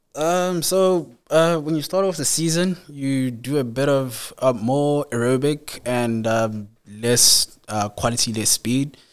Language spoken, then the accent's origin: English; Ladysmith, KwaZulu-Natal, South Africa; I'm basically from Ladysmith, so I went to school, Wyman Primary School, like a local school there.